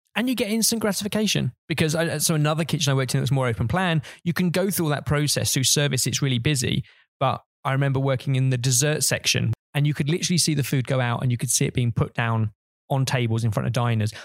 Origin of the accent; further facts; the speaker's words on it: Hertfordshire, East of England, United Kingdom; I grew up in Hertfordshire